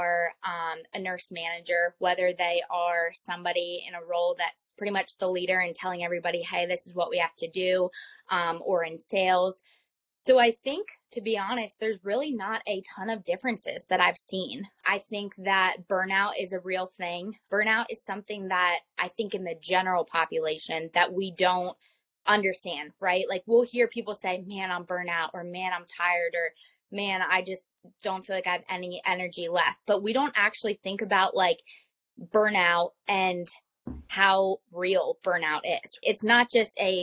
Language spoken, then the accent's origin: English; Lancaster, Pennsylvania, United States; also born or lived in West Virginia / Florida; I'm from Lancaster